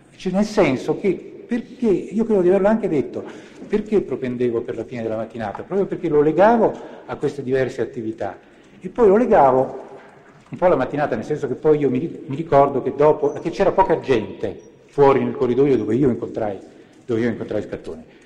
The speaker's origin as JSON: {"language": "Italian", "town": "Treviso", "region": "Veneto", "country": "Italy", "tie": "born or raised there", "said": "Sono nato a Treviso il ventinove agosto del millenovecentoquarantatré."}